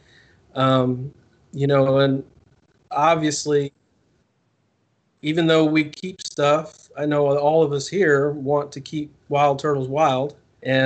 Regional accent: New Jersey, United States; I grew up in New Jersey

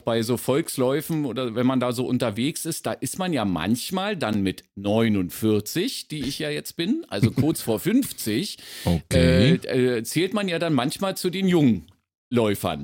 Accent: Berlin, Germany

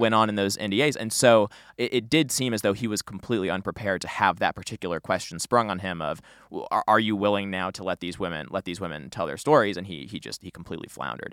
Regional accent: St. Louis, Missouri, United States; I'm from Saint Louis

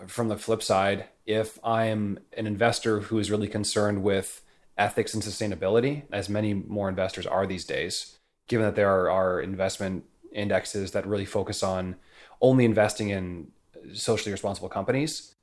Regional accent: Canada; moved away as an adult; now in San Francisco, United States; as a Canadian moving to San Francisco

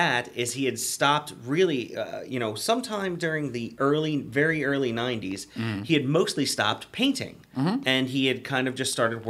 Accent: Baltimore, Maryland, United States; we're both from Maryland, specifically Baltimore, where the Maryland Death Fest is home to.

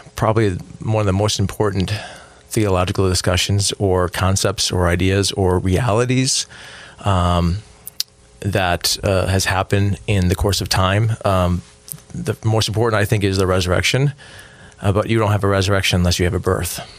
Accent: Buffalo, New York, United States; I grew up in Buffalo, New York, and it would snow a lot there.

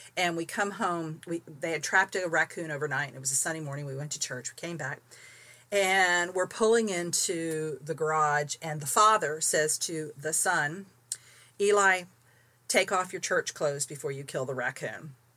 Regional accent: St. Petersburg, Florida, United States; moved away; also born or lived in Tampa, Florida / Bible Grove, Missouri; I was raised in St. Petersburg

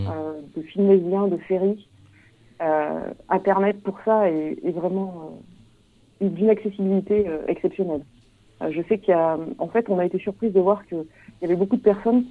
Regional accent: Auvergne-Rhône-Alpes, France; moved away; moi, à la base, je viens de, viens d'Auvergne

